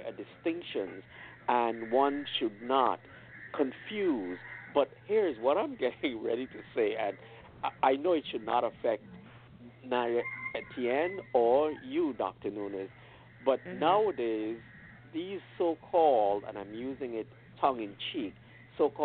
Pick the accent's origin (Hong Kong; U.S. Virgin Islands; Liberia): U.S. Virgin Islands; I'm from St. Thomas, United States, Virgin Islands.